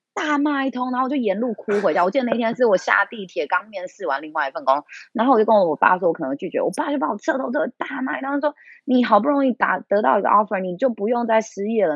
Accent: Taiwan; also born or lived in Beijing; 我们台湾人

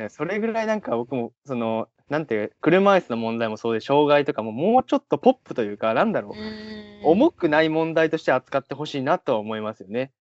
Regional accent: Kagawa, Japan; moved away as an adult; now in Tokyo, Japan; 僕は地元香川県なんですけど、うんうん、香川から上京して

